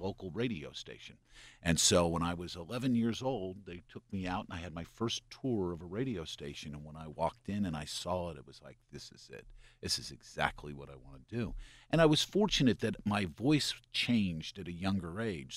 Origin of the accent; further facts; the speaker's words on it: Lebanon, Pennsylvania, United States; I was born in Lebanon, Pennsylvania, about thirty miles east of Harrisburg